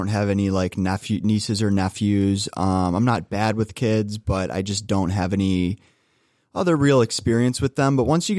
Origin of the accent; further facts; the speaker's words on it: Russell, Ohio, United States; I grew up in Russell, Ohio, so suburb of Cleveland